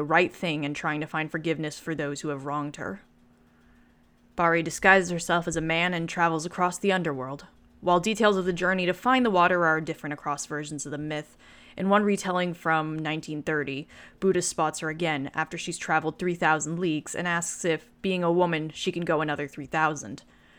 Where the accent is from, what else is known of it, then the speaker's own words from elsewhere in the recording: China; I grew up in China because my dad worked there for several years. My Mandarin is comparatively awful given what it used to be because I'm out of practice